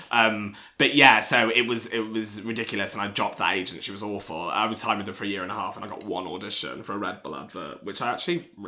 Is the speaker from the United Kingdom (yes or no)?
yes; East Midlands, United Kingdom; accent: Nottinghamshire; I used to have like a proper like broad like working class Nottinghamshire accent.